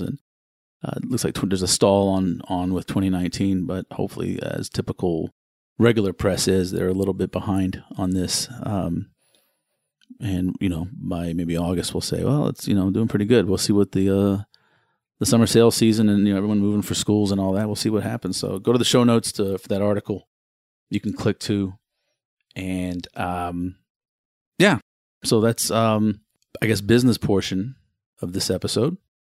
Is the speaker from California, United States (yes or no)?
no; Houston, Texas, United States; I was born and raised in Houston.